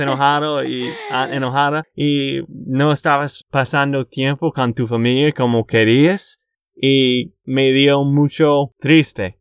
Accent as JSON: {"language": "Spanish", "region": "Texas", "country": "United States", "said": "de Texas, Estados Unidos"}